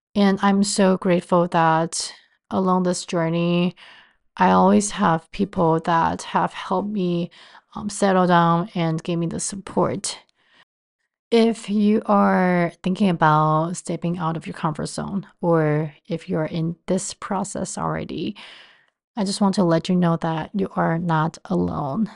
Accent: Taiwan; moved away as an adult; also born or lived in Cleveland, Ohio / Baltimore, Maryland; now in New York City, United States; I was born and raised in Taiwan and moved to the States after college

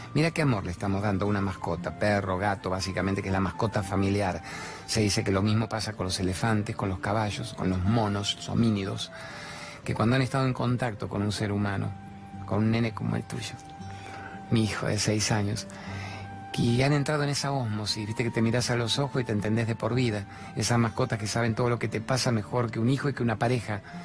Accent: La Plata, Buenos Aires Province, Argentina; de mi infancia en La Plata

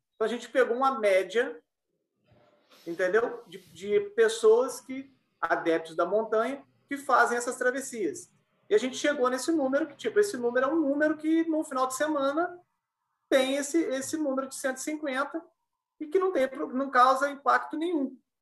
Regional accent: Bocaina de Minas, Minas Gerais, Brazil; eu sou de Bocana de Minas de Minas faz parte da Serra da Mantiqueira.

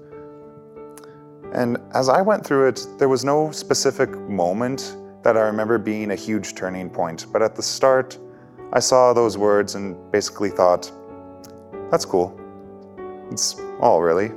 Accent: Leduc County, Alberta, Canada; I am from Leduc County, Alberta, and I'm a second-year student here at St. Therese

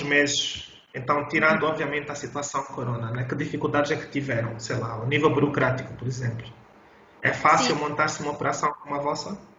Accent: Luanda, Luanda Province, Angola; Eu sou de Luanda

